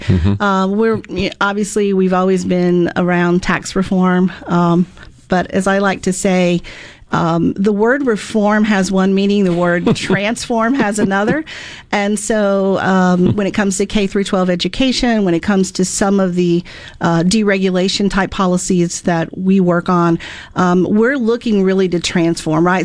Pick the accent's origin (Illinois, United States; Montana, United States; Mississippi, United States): Mississippi, United States; also born or lived in Florida; back in Mississippi, my home state